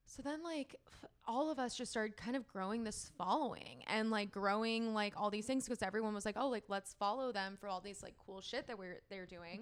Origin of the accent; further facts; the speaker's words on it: San Diego, California, United States; went back home to San Diego